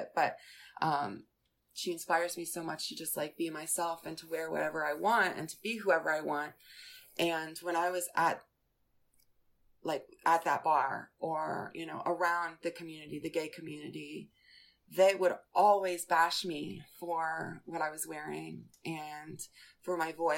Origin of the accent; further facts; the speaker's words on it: Westchester, New York, United States; moved away as an adult; also born or lived in Florida; growing up in Westchester, New York, I had a really supportive family, and my high school was supportive.